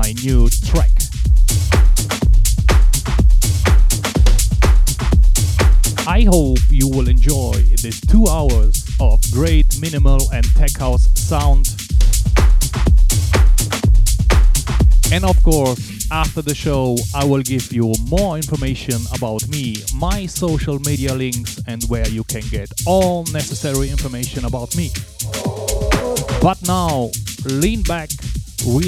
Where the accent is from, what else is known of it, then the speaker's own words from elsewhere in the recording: Cologne, North Rhine-Westphalia, Germany; live from my hometown, Cologne